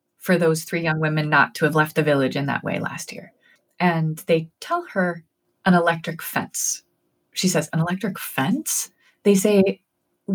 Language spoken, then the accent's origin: English; New Haven, Connecticut, United States; my hometown of New Haven